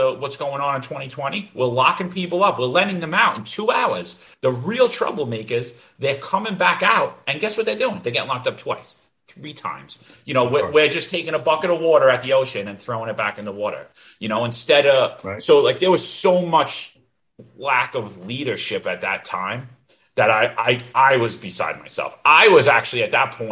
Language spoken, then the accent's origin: English; New York City, New York, United States; ever since I was a little kid growing up in Bensonhurst